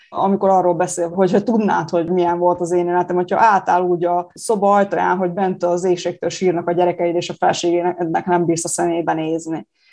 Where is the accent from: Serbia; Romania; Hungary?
Serbia; Subotica, Vojvodina; also born or lived in Kula; Kúlai születésű, de igen, én szabadkainak tartom magam, és éltem itt ott egy pár évig, most újra, újra szabadkai.